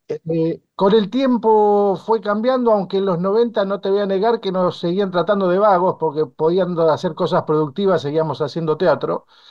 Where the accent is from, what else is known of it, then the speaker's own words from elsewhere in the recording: Bolívar, Buenos Aires Province, Argentina; en mi pueblo